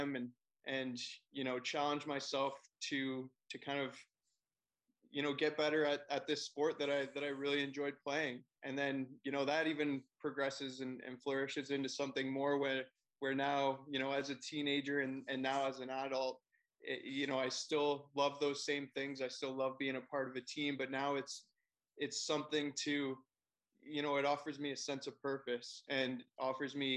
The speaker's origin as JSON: {"language": "English", "town": "Forest", "region": "Ontario", "country": "Canada", "tie": "born or raised there", "moved": "yes", "lives_now": "Toronto, Canada", "said": "I live in Toronto now, but I grew up in Forest, Ontario"}